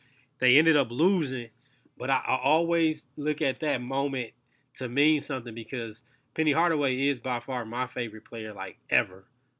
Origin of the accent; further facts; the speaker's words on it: Saginaw, Michigan, United States; We grew up in Saginaw, Michigan, for y'all who do not know, 25 minutes from Flint, north of Flint, about an hour and a half north of Detroit.